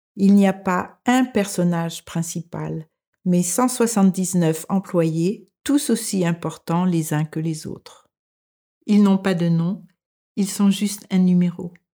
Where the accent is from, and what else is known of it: France; moved away as an adult; now in Denmark